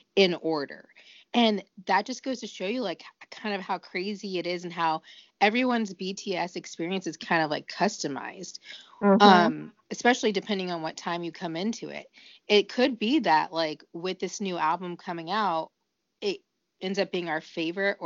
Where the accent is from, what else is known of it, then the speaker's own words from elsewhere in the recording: United States; being an American